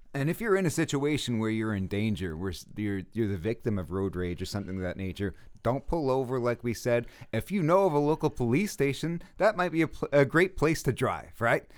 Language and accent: English; New York City, New York, United States; I'm from Brooklyn